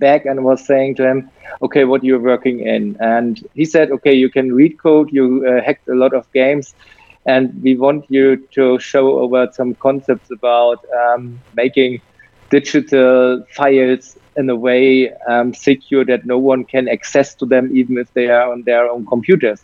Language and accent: English; Germany; I'm from Europe